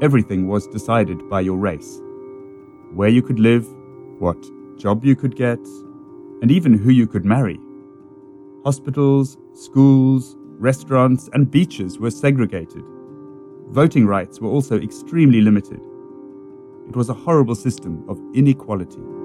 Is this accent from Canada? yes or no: no; Cape Town, Western Cape, South Africa; I grew up in Cape Town, South Africa